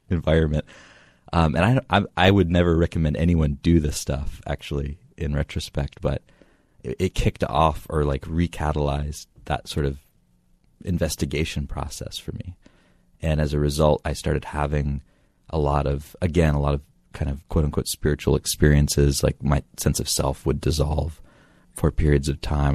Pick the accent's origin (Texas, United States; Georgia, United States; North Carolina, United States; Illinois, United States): North Carolina, United States; near Asheville, Western; I grew up in North Carolina, in Western North Carolina, near Asheville